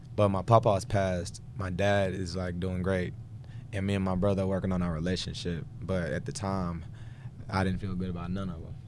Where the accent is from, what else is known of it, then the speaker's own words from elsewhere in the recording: Houston, Texas, United States; I'm from Houston, Texas